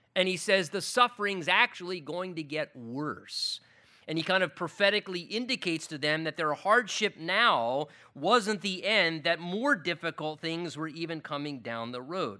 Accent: United States; as American Christians

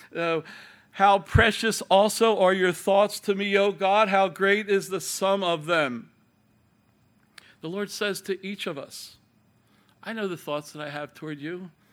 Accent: Ireland

